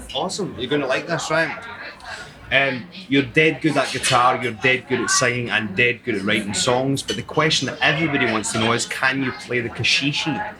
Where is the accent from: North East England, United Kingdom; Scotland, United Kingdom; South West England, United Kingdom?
Scotland, United Kingdom; she is Scottish, just like me